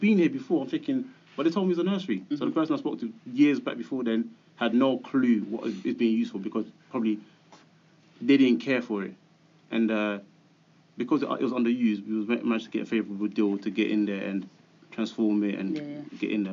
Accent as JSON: {"language": "English", "region": "London", "country": "United Kingdom", "tie": "born or raised there", "said": "we grew up in Hackney, started a business in Hackney"}